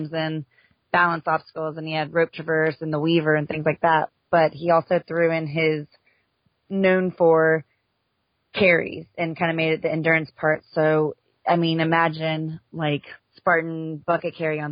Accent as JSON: {"language": "English", "town": "Houston", "region": "Texas", "country": "United States", "moved": "yes", "said": "I'm from Houston, and I was recently, just last year, moved back to Houston."}